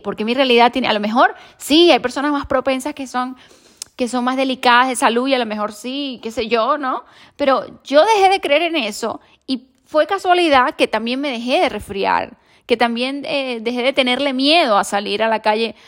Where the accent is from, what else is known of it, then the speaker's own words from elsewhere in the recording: Venezuela; now in Spain; yo soy de Venezuela